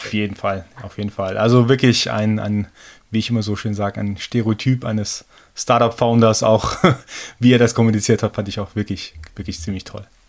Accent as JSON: {"language": "German", "country": "Germany", "tie": "born or raised there", "also_born_or_lived": "Iran", "said": "gebürtiger Iraner, aber seit meinem zweiten Lebensjahr in Deutschland. Habe hier mein Abi gemacht"}